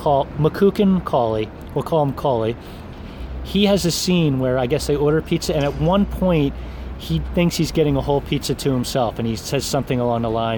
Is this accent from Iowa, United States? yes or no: no; New Jersey, United States; Growing up in New Jersey